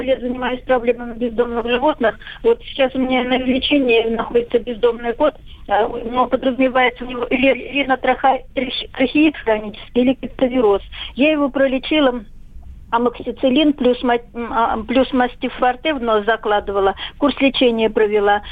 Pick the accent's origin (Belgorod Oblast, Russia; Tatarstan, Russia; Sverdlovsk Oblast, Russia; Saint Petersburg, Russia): Belgorod Oblast, Russia; Belgorod